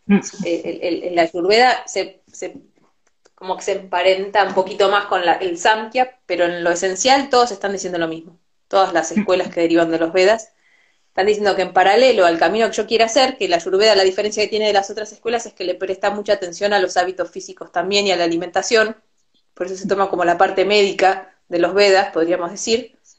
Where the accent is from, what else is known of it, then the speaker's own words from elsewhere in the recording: Argentina; Yo nací en Argentina y conozco un montón de esta cultura porque me tocó nacer acá